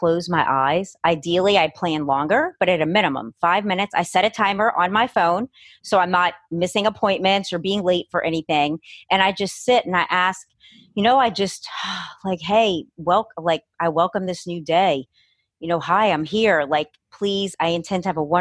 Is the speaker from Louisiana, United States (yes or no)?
yes; New Orleans, Louisiana, United States; also born or lived in Los Angeles; I was born and raised in New Orleans, living here my whole life.